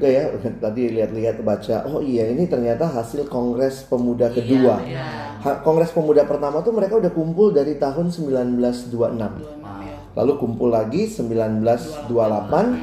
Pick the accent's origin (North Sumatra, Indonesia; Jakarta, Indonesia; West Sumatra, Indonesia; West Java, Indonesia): Jakarta, Indonesia; Dan ketemu saya juga dari Jakarta.